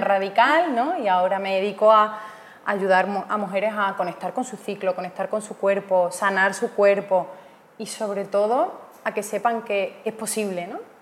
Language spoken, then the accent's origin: Spanish; Almendralejo, Extremadura, Spain; moved away as an adult; also born or lived in Madrid / London / Italy; now in Bali, Indonesia; yo como puedes ver por mi acento, soy de, Badajoz, de un pueblo que se llama Almendralejo. Em, a los 18 años me mudé a Madrid